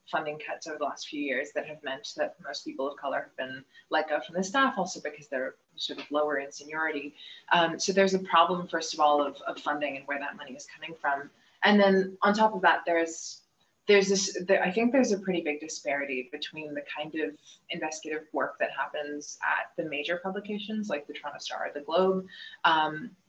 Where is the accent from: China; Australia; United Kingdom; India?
India; also born or lived in Canada; But I am from India. I, uh, you know, sort of grew up between India and Canada